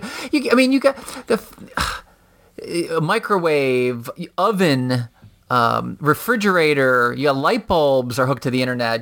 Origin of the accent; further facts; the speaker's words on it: Schaumburg, Illinois, United States; also born or lived in Chicago / Charlotte; That's where I'm from